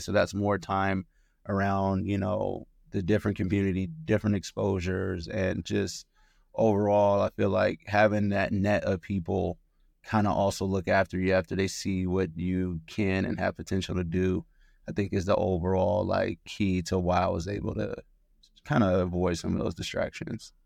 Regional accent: Oakland, California, United States; I grew up in Oakland, California, and I was raised in a single parent household

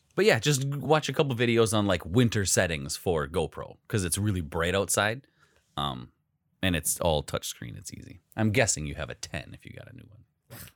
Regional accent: Wisconsin, United States

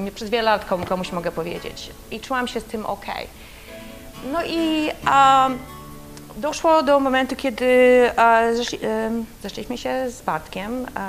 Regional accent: Poland; będąc w Polsce

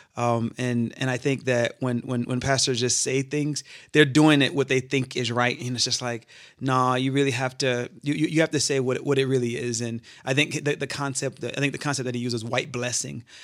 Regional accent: Charleston, South Carolina, United States; moved away as an adult; now in Grand Rapids, United States; I'm originally from Charleston, South Carolina. I moved to Grand Rapids about eight years ago

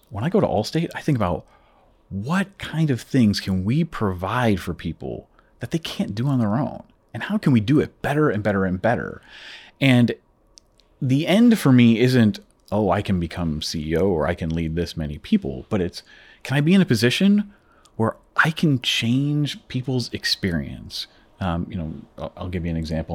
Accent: Chicago, Illinois, United States; moved away as an adult; now in Toronto, Canada; originally, I'm from the Chicago area, actually, uh, from down in the States. And uh, my family and I moved here about eight years ago uh, to Toronto

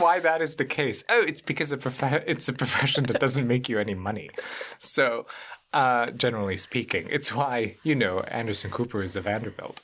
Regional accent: Germany; moved away as an adult; also born or lived in Bosnia; now in New York, United States; I, uh, grown up in Germany for a better part of my life

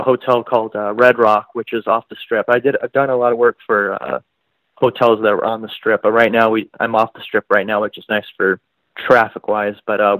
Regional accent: Seattle, Washington, United States; moved away as an adult; now in Las Vegas, United States; I'm originally from Seattle, Washington, and I moved to Las Vegas about 7 years ago.

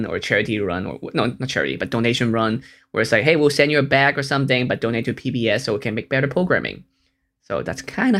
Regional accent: Hong Kong; moved away; also born or lived in United States; I'm from Hong Kong

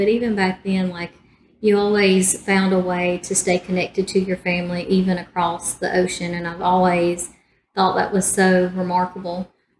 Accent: Alabama, United States; here I am growing up in Alabama

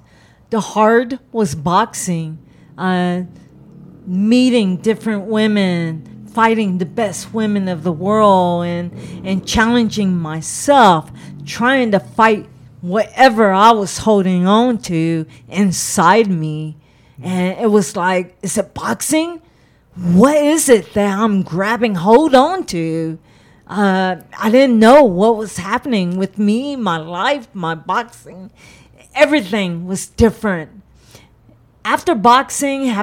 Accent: San Marcos, Texas, United States; moved away as an adult; also born or lived in Los Angeles, California; I'm from Texas. I'm not a Californian

